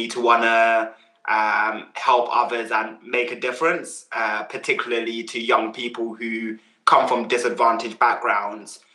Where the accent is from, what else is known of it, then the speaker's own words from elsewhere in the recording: London, United Kingdom; also born or lived in Uganda / Croydon / Mitcham; when I moved to the UK, we lived in Southwest London. I've always lived here. First in Croydon